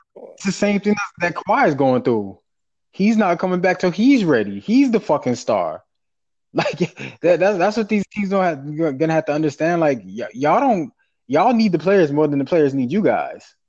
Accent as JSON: {"language": "English", "region": "the South", "country": "United States", "said": "we're from the South. Like I, you know, in the town I'm from, like we're all like everybody's my cousin."}